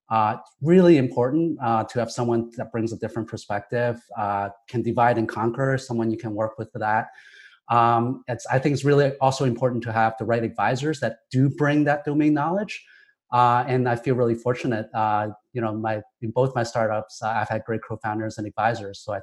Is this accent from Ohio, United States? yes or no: yes; Ohio, United States; also born or lived in Hong Kong; Um, I grew up in Hong Kong and Ohio, so two places that couldn't be more different.